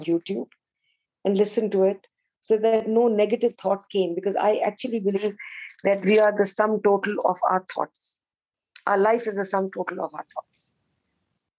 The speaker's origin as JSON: {"language": "English", "country": "India", "said": "I'm Indian, unfortunately, we didn't learn Sanskrit as a language."}